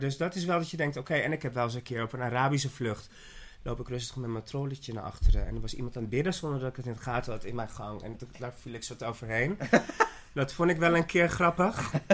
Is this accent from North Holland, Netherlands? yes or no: yes; Haarlem, North Holland, Netherlands; also born or lived in Ibiza; ik ben zelf van Haarlem